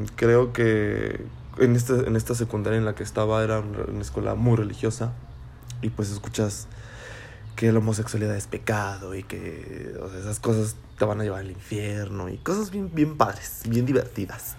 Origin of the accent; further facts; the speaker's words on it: Celaya, Guanajuato, Mexico; soy de Celaya, Guanajuato